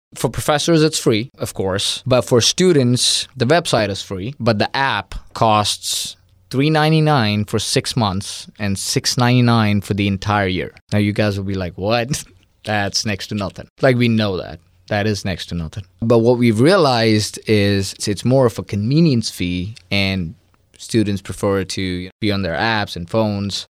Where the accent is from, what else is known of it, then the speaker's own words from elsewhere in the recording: India; moved away as an adult; now in Mississippi, United States; I'm originally from India, born and raised for twenty-one years